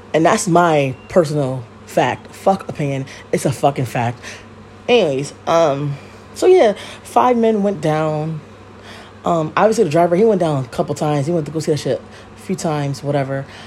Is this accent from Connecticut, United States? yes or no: yes; Connecticut, United States; I live in Connecticut. Obviously, I'm from Connecticut, um, born and raised.